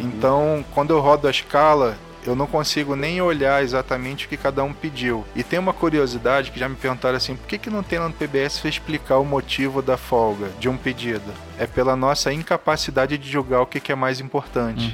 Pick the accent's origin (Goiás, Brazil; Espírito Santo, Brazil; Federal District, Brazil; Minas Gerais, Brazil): Federal District, Brazil; Brasília; now in Rio de Janeiro, Brazil; Eu nasci lá em Brasília, eu moro no Rio e trabalho aqui